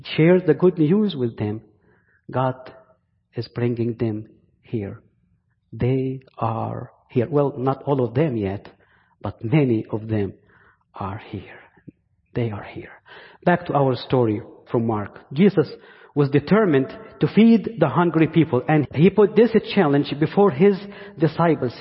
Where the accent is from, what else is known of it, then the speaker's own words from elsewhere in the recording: Egypt; accent: Egyptian; English is a second language; now in Virginia, United States; my Egyptian accent